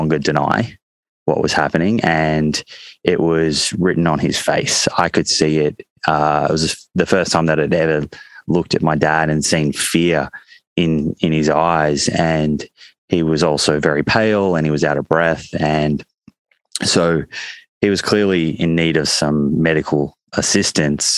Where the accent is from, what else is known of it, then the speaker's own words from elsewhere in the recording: Melbourne, Victoria, Australia; I grew up in Melbourne